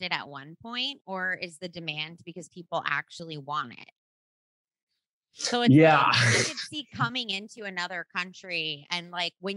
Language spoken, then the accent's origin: English; New Jersey, United States; I grew up in Jersey